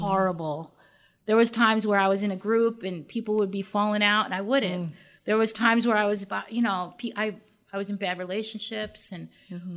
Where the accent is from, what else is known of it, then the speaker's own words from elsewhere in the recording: Long Island, New York, United States; I grew up in New York. I grew up in Long Island, New York.